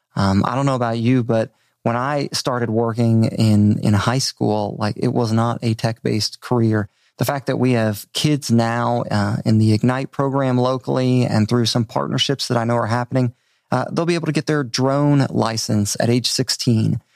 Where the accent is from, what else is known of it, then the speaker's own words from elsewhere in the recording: Maryland, United States; moved away as an adult; also born or lived in Richmond, Virginia / Outer Banks, North Carolina / upstate New York; now in Bentonville, United States; I grew up on the East Coast. Uh, Maryland is home